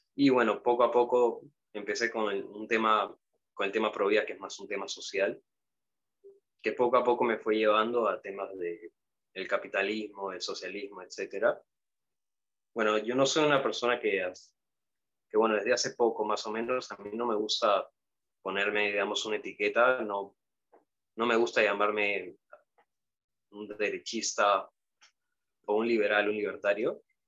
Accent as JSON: {"language": "Spanish", "country": "Peru", "said": "soy peruano"}